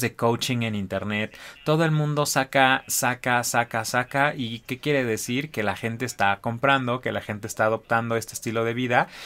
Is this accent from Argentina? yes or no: no; Mexico; como mexicanos no tenemos memoria